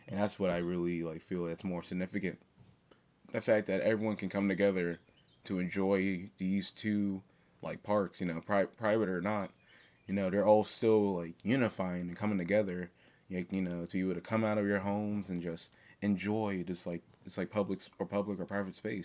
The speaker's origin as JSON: {"language": "English", "region": "New Jersey", "country": "United States", "tie": "born or raised there", "moved": "yes", "lives_now": "Philadelphia, United States", "said": "I was born in New Jersey"}